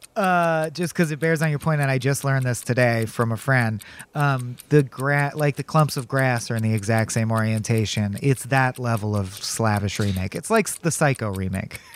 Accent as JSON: {"language": "English", "country": "United States", "said": "as an American"}